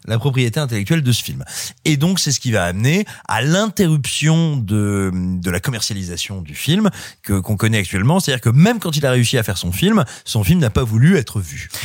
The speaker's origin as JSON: {"language": "French", "country": "France", "tie": "born or raised there", "said": "j'ai grandi, j'ai grandi tout près de Malicorne, qui est un petit village à nul autre pareil."}